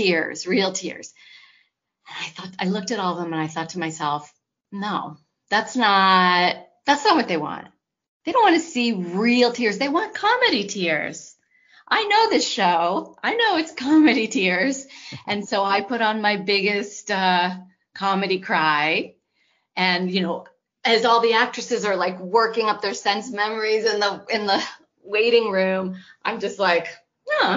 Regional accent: Los Angeles, California, United States; I'm from Los Angeles, and I went to UCLA

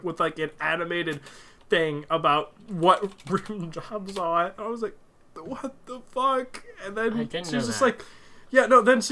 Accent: United States; Being an American

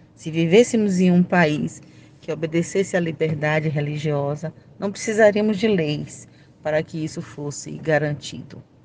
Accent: Salvador, Bahia, Brazil; Eu sou de Salvador, Bahia

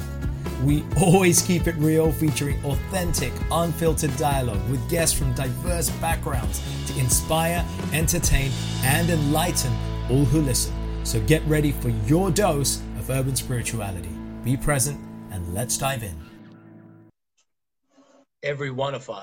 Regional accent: India; I'm Indian

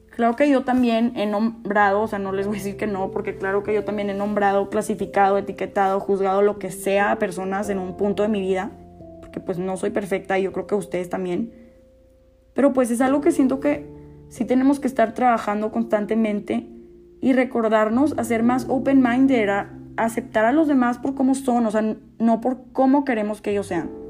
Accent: Mexico; siendo mexicana

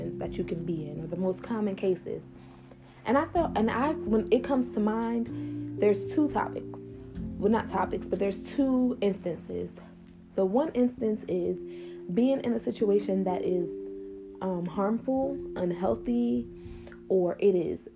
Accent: New Jersey, United States; I'm from New Jersey

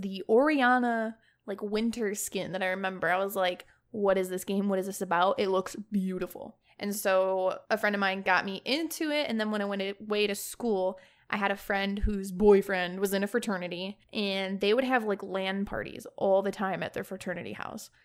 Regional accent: Chicago, Illinois, United States; moved away as an adult; now in Houston, United States; I am born and raised in Chicago, Illinois, and I most recently moved to Houston, Texas

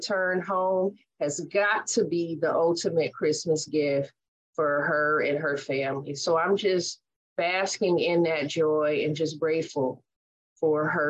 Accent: Oakland, California, United States; From a SoCal girl to an Oakland girl

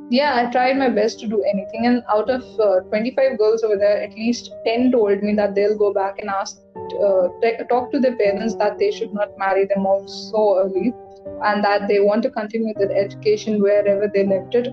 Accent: Lucknow, Uttar Pradesh, India; moved away; my hometown in Lucknow

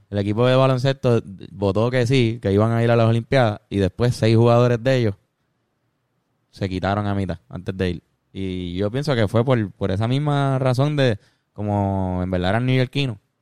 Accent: Puerto Rico; nuestra posición o situación política como puertorriqueño

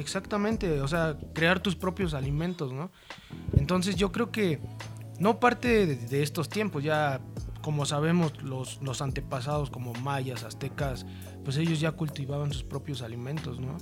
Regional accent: Mexico City, Mexico; Soy de Iztapalapa, pero para el mundo

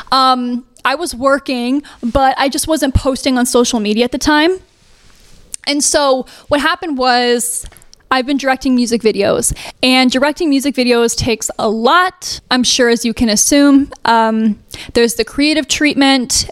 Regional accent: Fisherville, Tennessee, United States; moved away; I really didn't come from the industry. I came from Fisherville, Tennessee

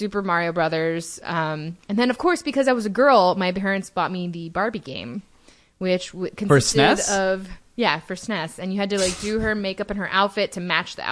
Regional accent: Dallas, Texas, United States; now in Los Angeles, United States; I grew up in the Dallas area

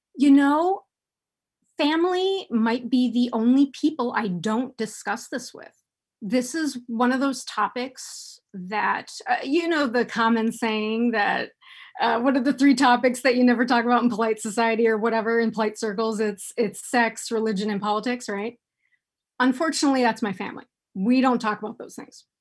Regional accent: United States; I was born and raised here in the United States

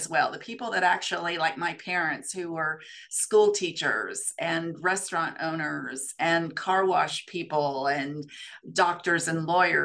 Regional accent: Las Vegas, Nevada, United States; growing up in Vegas because it was a transient community

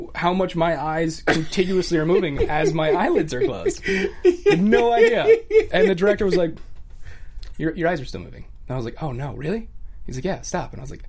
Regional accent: Scottsdale, Arizona, United States; moved away as an adult; also born or lived in Tucson, Arizona / Houston, Texas / Austin, Texas; now in Los Angeles, United States; I grew up in Scottsdale, and then I moved out here right as I turned 22.

